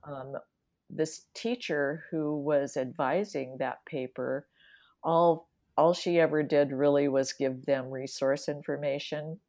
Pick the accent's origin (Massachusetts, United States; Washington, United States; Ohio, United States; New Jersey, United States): Washington, United States; moved away; also born or lived in Wisconsin / Dubuque, Iowa / Seattle; I'm originally from the Washington, uh, area